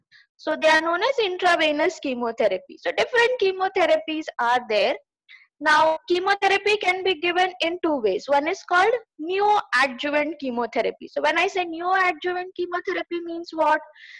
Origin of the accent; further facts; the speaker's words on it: Ranchi, Jharkhand, India; also born or lived in Delhi / Bangalore; I am basically from Ranchi, Jharkhand, and I have traveled across country, and I have lived in Delhi for a year. I was in Bangalore for almost 5 years